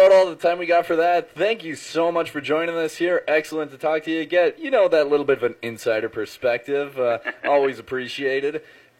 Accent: Hancock, Michigan, United States; I'm from the Hancock area

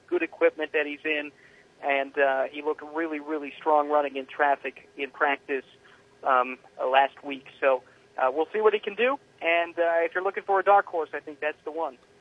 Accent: Indianapolis, Indiana, United States; growing up in Indianapolis, um, going to this race as a kid

